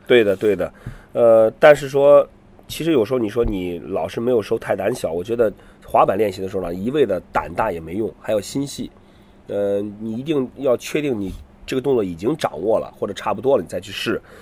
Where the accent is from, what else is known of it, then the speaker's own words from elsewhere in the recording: Qingdao, Shandong, China; 我是青岛人